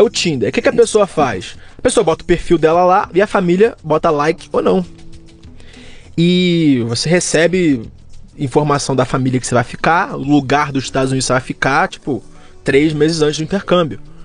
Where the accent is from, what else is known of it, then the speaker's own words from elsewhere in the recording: Rio de Janeiro, Brazil; accent: carioca; moved away; also born or lived in United States; Eu cresci no bairro da Vila da Penha. Uhum bairro de classe média, média na zona norte do Rio